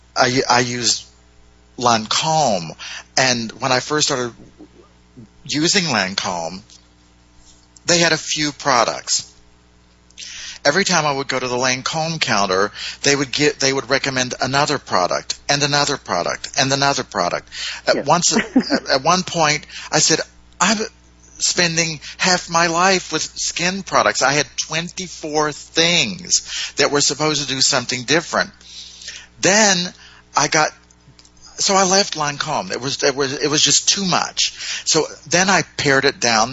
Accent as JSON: {"language": "English", "town": "Cleveland", "region": "Ohio", "country": "United States", "tie": "born or raised there", "said": "in Cleveland, Ohio, my hometown"}